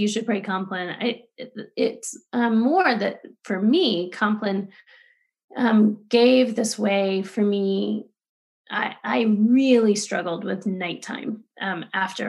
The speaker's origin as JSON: {"language": "English", "region": "Texas", "country": "United States", "tie": "born or raised there", "said": "I grew up Southern Baptist in Texas"}